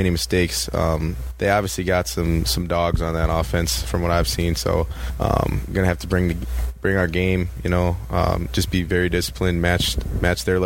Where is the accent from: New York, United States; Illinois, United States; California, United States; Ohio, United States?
Illinois, United States; Chicago; moved away as an adult; now in Twin Cities, United States; I'm from the Chicago area